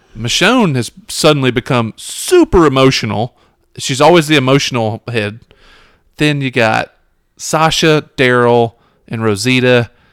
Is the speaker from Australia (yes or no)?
no; Memphis, Tennessee, United States; we're from the Memphis area